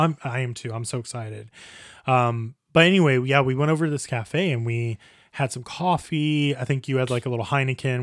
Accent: Indiana, United States; moved away as an adult; also born or lived in Italy; now in Croatia; growing up in Indiana, you know, my parents did not have a lot of money

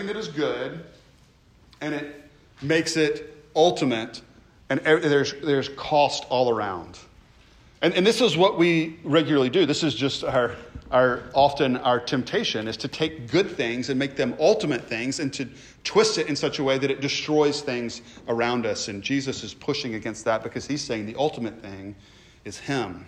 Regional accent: United States; who we are as Americans

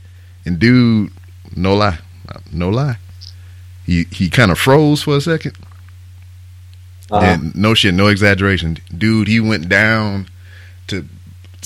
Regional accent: Lake Charles, Louisiana, United States; I'm from Lake Charles

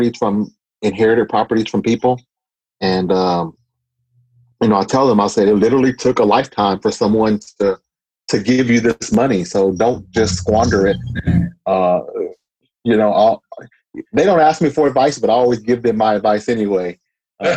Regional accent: Austin, Texas, United States; I was born and raised in Austin. So I was born and raised in East Austin

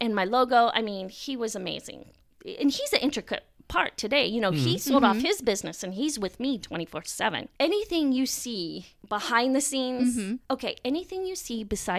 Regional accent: Indiana, United States; born there; also born or lived in Frankfurt, Delaware, United States; I was born in Grissom Air Force Base.

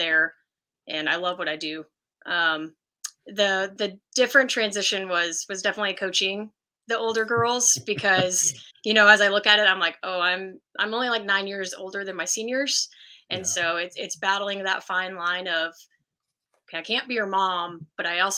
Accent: Colleyville, Texas, United States; also born or lived in Abilene, Texas; I grew up in Colleyville, Texas, which is around Fort Worth.

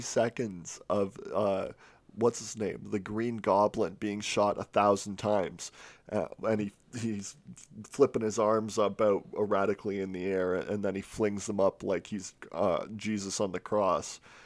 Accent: United Kingdom; I'm, I'm British

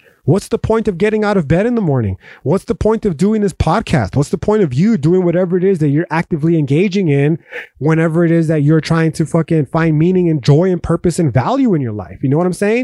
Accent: El Paso, Texas, United States; the culture that I grew up in here in North Central El Paso, Texas

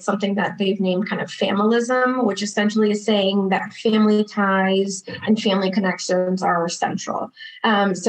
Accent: Boston, Massachusetts, United States; now in Arizona, United States; I'm originally from Boston, Massachusetts, and now I'm practicing in Arizona. I was born to Brazilian parents

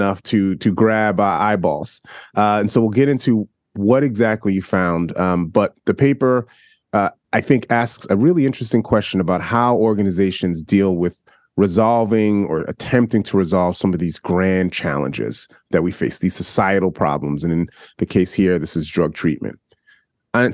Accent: New York City, New York, United States; I grew up in New York City

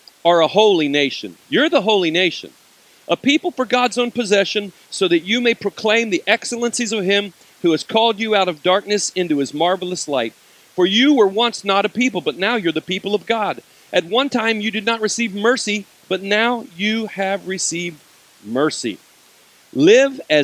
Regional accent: United States; I'm American

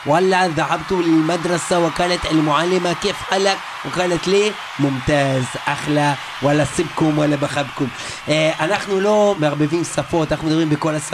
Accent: Israel; כי אנחנו ישראלים. גאים, פטריוטים.

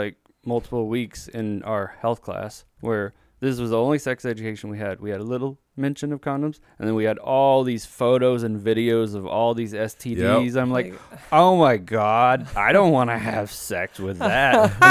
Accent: Texas, United States; accent: Texan; I was raised in Texas. You can tell by the accent, right?

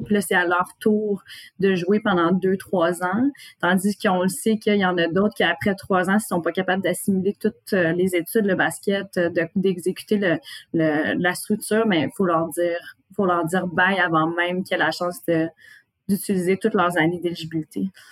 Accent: Gatineau, Quebec, Canada; je viens de Gatineau

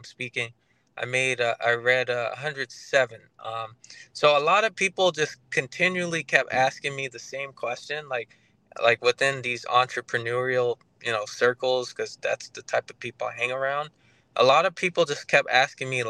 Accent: St. Croix, U.S. Virgin Islands; now in Tampa, United States; I live in Tampa, Florida, but I'm originally from St. Croix, just a small little island in the U.S. Virgin Islands

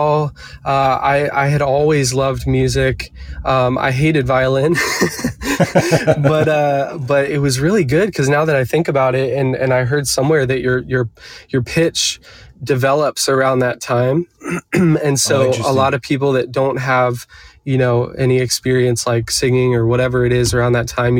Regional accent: Eastern Shore of Virginia, United States; now in Nashville, United States; I grew up on the Eastern Shore of Virginia

